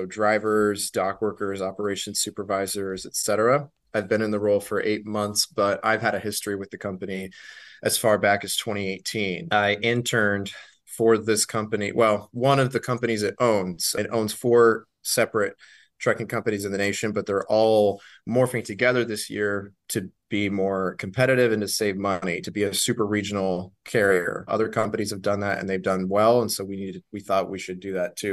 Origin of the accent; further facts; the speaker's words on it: Pacific Northwest, United States; now in Hillsdale, United States; I was the native PNWer